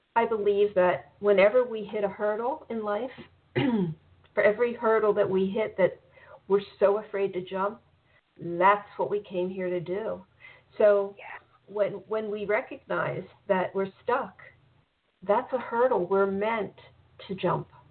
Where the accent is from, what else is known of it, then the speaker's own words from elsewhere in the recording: Baltimore, Maryland, United States; now in South Florida, United States; I'm originally from Baltimore